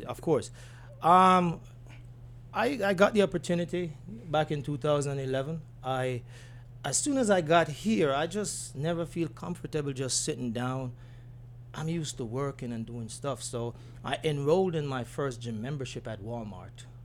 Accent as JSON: {"language": "English", "town": "Spalding", "region": "Clarendon", "country": "Jamaica", "tie": "born or raised there", "accent": "Jamaican", "moved": "yes", "said": "grew up from a community, Spalding, from Spalding, Clarinden, um, went to Knox College"}